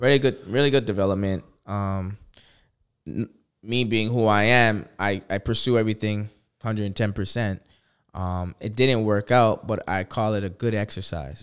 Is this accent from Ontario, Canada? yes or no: yes; Toronto, Ontario, Canada; I'm from Toronto